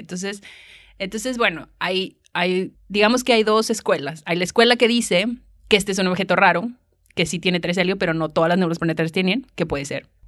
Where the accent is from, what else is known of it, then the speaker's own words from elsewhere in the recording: Monterrey, Nuevo León, Mexico; accent: Mexican; moved away as an adult; also born or lived in San Luis Potosí, Mexico; now in Leiden, Netherlands; Yo soy de Monterrey y me fui a San Luis Potosí, que está más o menos en el centro, a estudiar la carrera de física